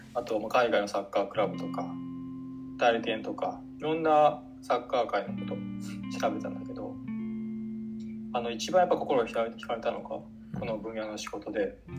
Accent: Seto, Aichi, Japan; 愛知県は瀬戸市というところで生まれまして

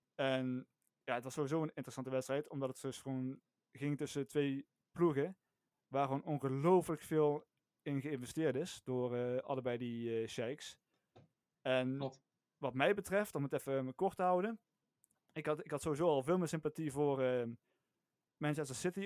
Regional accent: North Limburg, Netherlands; ik kom uit Noord-Limburg

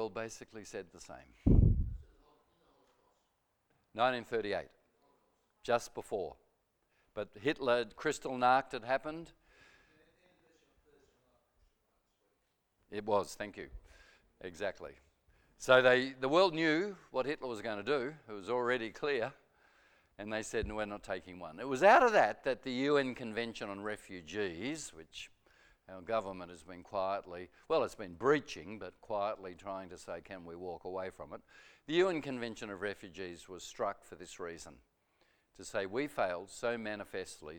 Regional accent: Melbourne, Victoria, Australia; I lived in Melbourne, Murrumbina

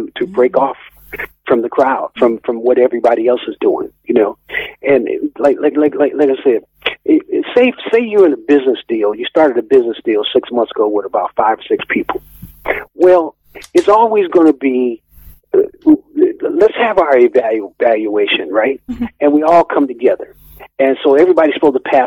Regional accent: United States; moved away as an adult; now in Edinburgh, United Kingdom; we don't reciprocate in America like

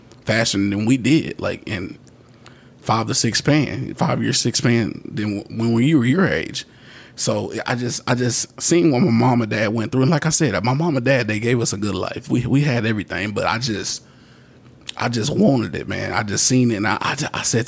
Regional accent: Mississippi, United States; I was born in Mississippi

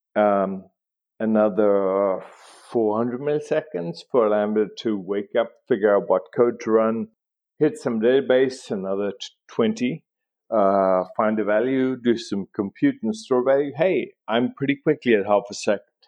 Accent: South Africa; I grew up in South Africa.

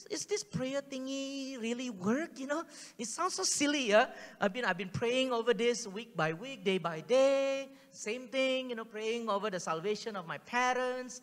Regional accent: Singapore; accent: Singlish; first language Singlish; English is a second language; English is not my first language, guys. Okay? Singlish is my first language

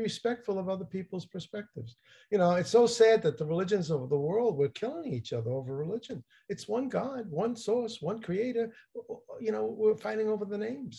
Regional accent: New Jersey, United States; I'm from New Jersey

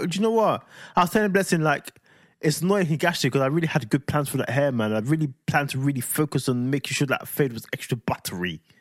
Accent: London, United Kingdom; I'm from London

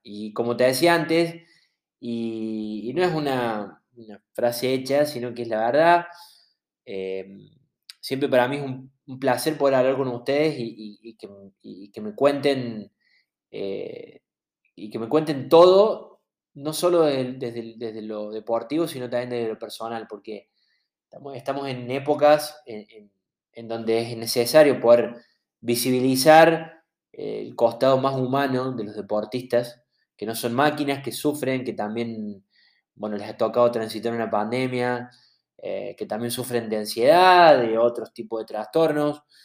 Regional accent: Córdoba, Argentina; nosotros somos de Córdoba, no somos de Buenos Aires

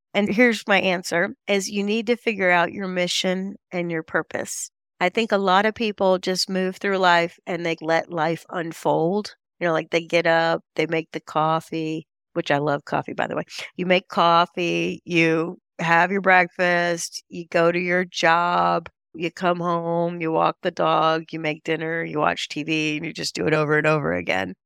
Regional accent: Charlotte, North Carolina, United States; I come from Charlotte, North Carolina

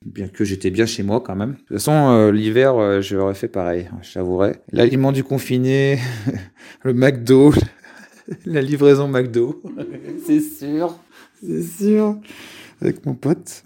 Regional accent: Lyon, Auvergne-Rhône-Alpes, France; je suis de Lyon et en ce moment je suis sur Lyon

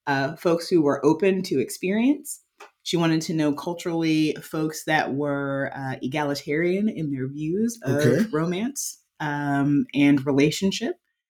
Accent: United States; So I grew up in the United States and someone that I am dating grew up in Norway.

